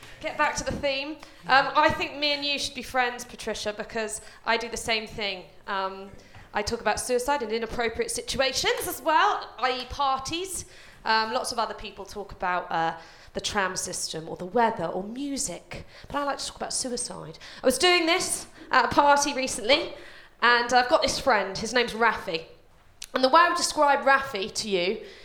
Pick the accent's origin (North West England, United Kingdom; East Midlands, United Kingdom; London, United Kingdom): London, United Kingdom; I grew up in a place called West Ruislip